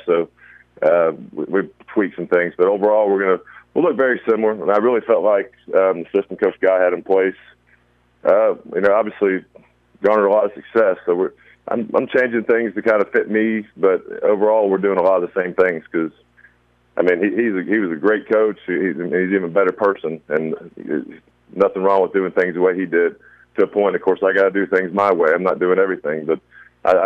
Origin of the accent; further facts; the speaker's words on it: Brandon, Florida, United States; moved away as an adult; also born or lived in Alabama / Tift County, Georgia / Paulding County, Georgia; now in Richmond Hill, United States; I'm originally from Brandon, Florida, a small town about 10 miles east of Tampa.